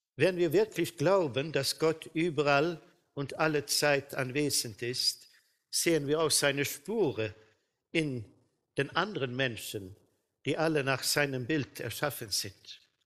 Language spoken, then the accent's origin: German; Sweden; bei uns in Schweden